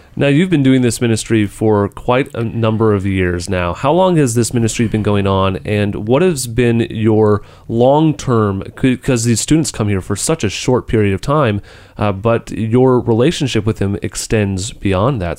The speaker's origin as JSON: {"language": "English", "country": "United States", "said": "as an American"}